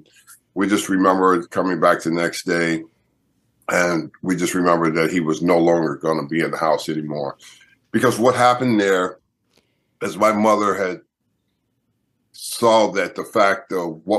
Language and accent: English; Los Angeles, California, United States; I grew up in Southern California, Los Angeles, California. So I'm a California guy